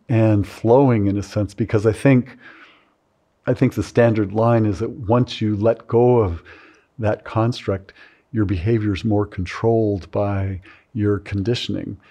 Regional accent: California, United States; I grew up in California during that period

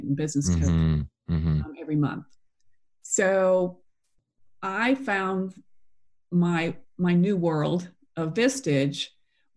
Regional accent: Boston, Massachusetts, United States; now in Atlanta, United States; Originally, though, from the Boston area.

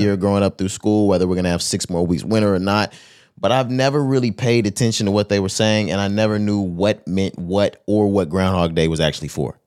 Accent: Texas, United States; I'm from Texas

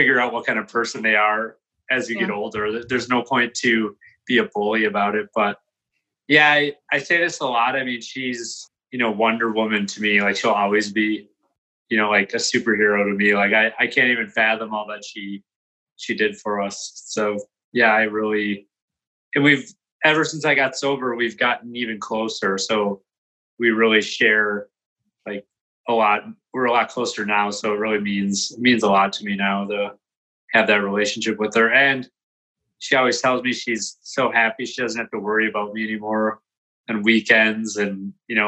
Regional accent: Saint Paul, Minnesota, United States; also born or lived in Maplewood, Minnesota; I'm born and raised in St. Paul, Minnesota, and I lived on the east side of St. Paul until about fourth grade. Then I moved to Maplewood

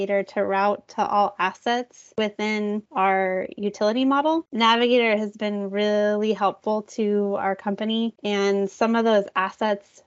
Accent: Garden Valley, California, United States; moved away as an adult; also born or lived in Oregon; now in San Diego, United States; I grew up near Lake Tahoe in Northern California

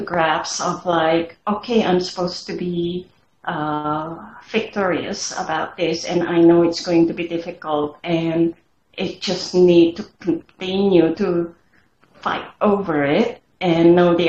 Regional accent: Indonesia; moved away; I grew up in Indonesia and we believe in supernatural

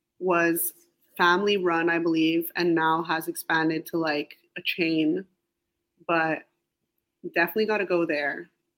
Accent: Montreal, Quebec, Canada; moved away; I think that it's such a beautiful city that maybe when I was there, I even took for granted now moving away

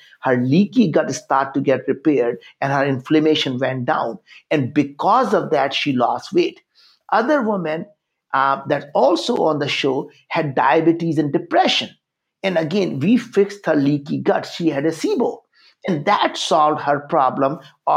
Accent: India; English is a second language; moved away as an adult; I grew up in India

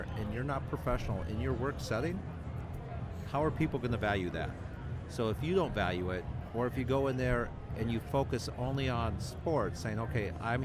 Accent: New York, United States; we're from New York

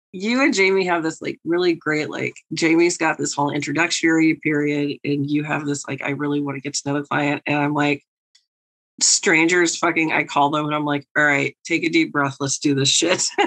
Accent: New York, United States; the New Yorker

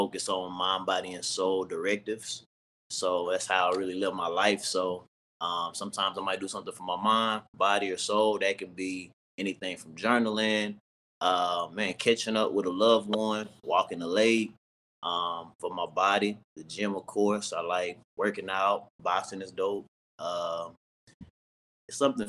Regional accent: Nashville, Tennessee, United States; moved away as an adult; now in Dallas, United States; I'm from Nashville, Tennessee. I love my city

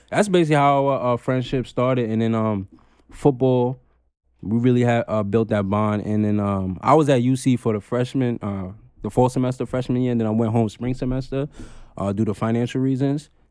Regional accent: Long Island, New York, United States; born or raised there; also born or lived in Queens, New York

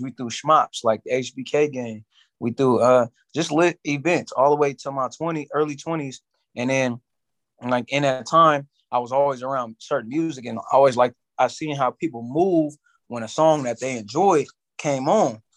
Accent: San Francisco, California, United States; From the city, born and raised, San Francisco, California.

